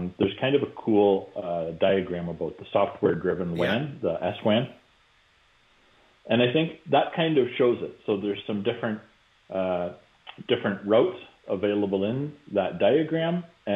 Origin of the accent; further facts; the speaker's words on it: Canada; I'm being Canadian